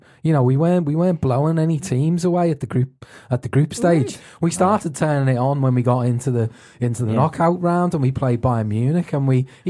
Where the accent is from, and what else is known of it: Liverpool, North West England, United Kingdom